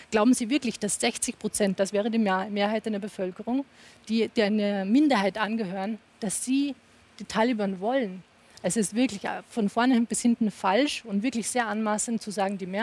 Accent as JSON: {"language": "German", "country": "Afghanistan", "said": "Ich als Afghanen, Sie als Araber, sind uns da, glaube ich, nicht der gleichen Meinung. Ich bin oft in Afghanistan"}